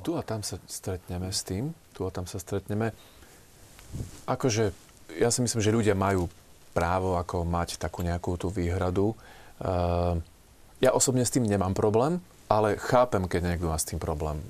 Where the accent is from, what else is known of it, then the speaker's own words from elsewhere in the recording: Slovakia; also born or lived in Bratislava; My sme Slováci